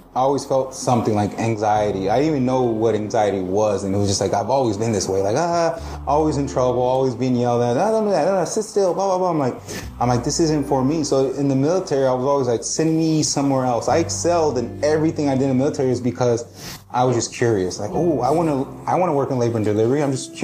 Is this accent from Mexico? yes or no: yes; Mexico; moved away; I grew up in Mexico